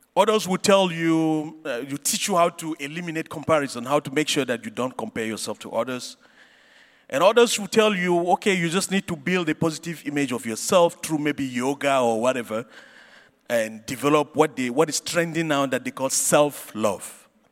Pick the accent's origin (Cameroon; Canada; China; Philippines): Cameroon; I grew up in Cameroon